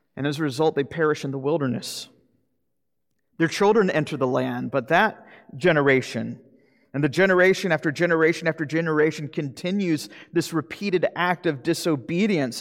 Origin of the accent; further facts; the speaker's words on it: Jacksonville, Florida, United States; moved away; the old farm league back in my hometown in Jacksonville, Florida